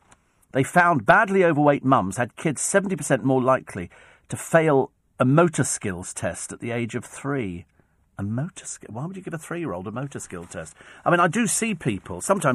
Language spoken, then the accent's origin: English; Twickenham, London, United Kingdom; It's, you know, I mean, I come from Twickenham. It doesn't get any posher than Twickenham.